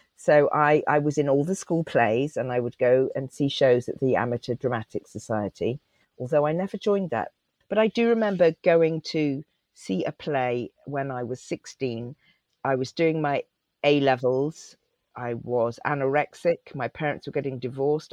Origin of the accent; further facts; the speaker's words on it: Cotswolds, Gloucestershire, South West England, United Kingdom; accent: West Country; also born or lived in Leeds; I lived in a tiny rural Cotswold village. We moved there from Leeds uh, when I was three.